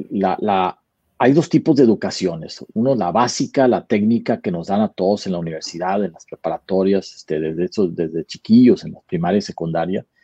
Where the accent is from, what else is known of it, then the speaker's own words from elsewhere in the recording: Monterrey, Nuevo León, Mexico; moved away as an adult; now in Austin, United States; Pues soy eh, mexicano, primero que nada, este, eh, nacido en Monterrey y ya llevo más de 20 años en Estados Unidos. Este, yo estoy basado en la ciudad de Austin, Texas